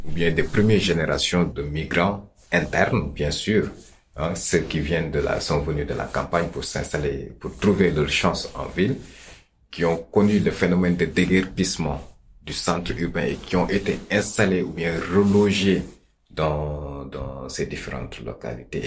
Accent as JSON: {"language": "French", "country": "Senegal", "said": "chez nous au Sénégal"}